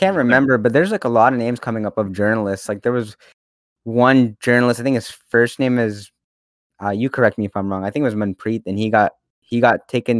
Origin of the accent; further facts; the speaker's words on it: United States; also born or lived in Washington State; not Indo-Canadian, not, you know, I'm Indian American.